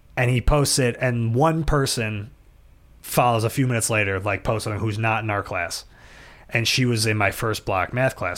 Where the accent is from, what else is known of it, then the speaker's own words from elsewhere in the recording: Buffalo, New York, United States; we grew up in South Buffalo and went to South Buffalo Catholic School